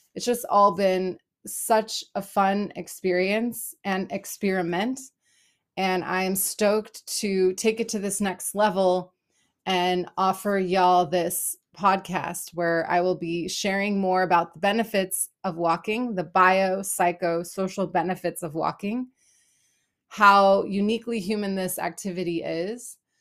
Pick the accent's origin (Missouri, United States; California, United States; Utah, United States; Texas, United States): California, United States; Los Angeles; moved away as an adult; also born or lived in Berlin, Germany / Israel; now in Portland, United States; I am originally from Los Angeles, California